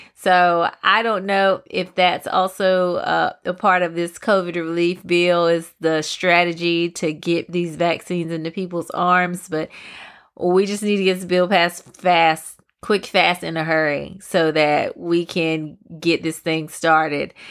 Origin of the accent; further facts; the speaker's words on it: Pembroke, North Carolina, United States; my hometown, Pembroke, North Carolina